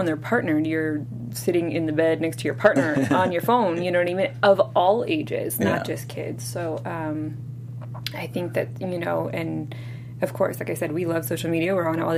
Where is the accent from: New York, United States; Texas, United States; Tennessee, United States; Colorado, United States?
New York, United States; I'm from New York